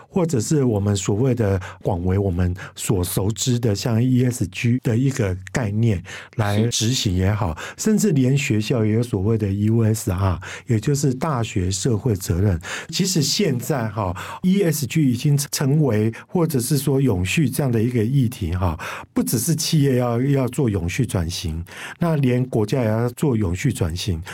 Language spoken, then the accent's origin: Chinese; Kaohsiung, Taiwan; 我们高雄人就会觉得说